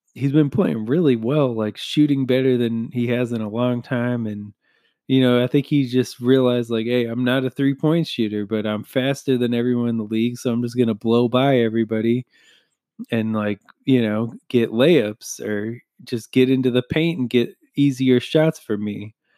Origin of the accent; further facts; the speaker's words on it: United States; just being an American